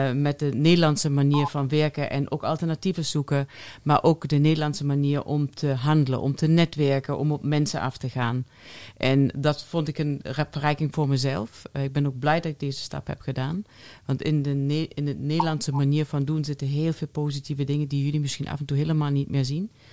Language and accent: Dutch; Germany; accent: German; soft G; first language German; Dutch is a second language; moved away as an adult; also born or lived in Eindhoven; now in Netherlands; je hoort Duits. Eh, ik ben Duitse, nog steeds. Uh, Van oorsprong Duits. Ik heb 24 jaar in Duitsland eh, geleefd